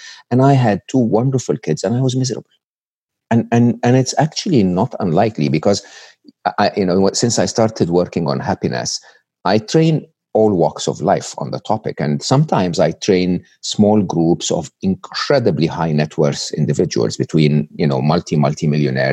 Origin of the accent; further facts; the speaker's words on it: Egypt; English is a second language; moved away; I was born and raised in Egypt